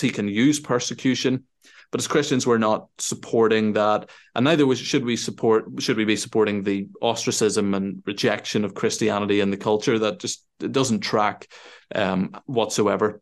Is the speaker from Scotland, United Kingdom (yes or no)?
no; Northern Ireland, United Kingdom; also born or lived in Sweden; I grew up here in Northern Ireland